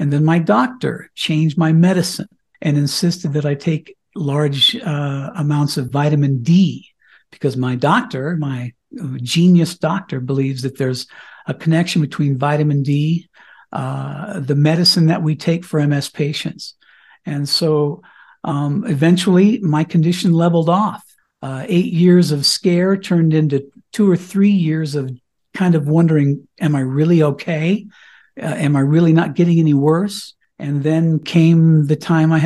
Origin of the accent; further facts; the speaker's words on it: Cañon City, Colorado, United States; moved away as an adult; now in Colorado, United States; I was a regular high school kid living in my hometown of Canyon City, Colorado